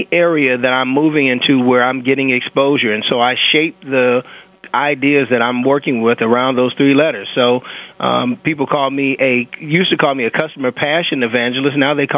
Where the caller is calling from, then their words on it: St. Charles, Illinois, United States; St. Charles, Illinois. It's one of the leading areas for the Underground Railroad back in the day.